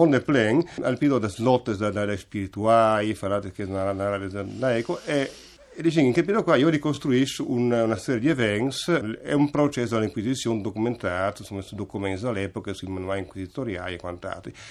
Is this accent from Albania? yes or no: no; Buje, Istria County, Croatia; Buie, diciamo, ecco, diciamo, non il cognome, sono